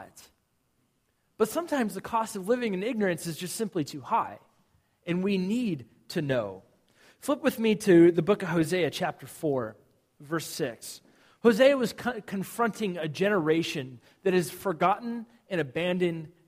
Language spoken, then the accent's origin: English; Southern California, United States; moved away; I grew up in Southern California